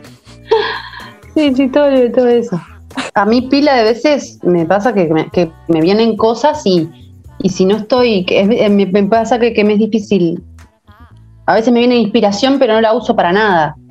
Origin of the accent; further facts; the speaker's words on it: Costa de Oro, Canelones, Uruguay; now in Punta del Diablo, Uruguay; cerca de Montevideo y, de la Costa de Oro, de donde soy, más o menos a una hora